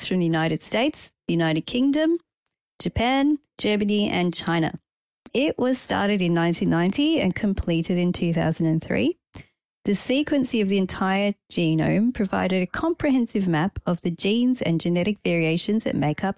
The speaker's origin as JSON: {"language": "English", "country": "Malta", "said": "I come from Malta."}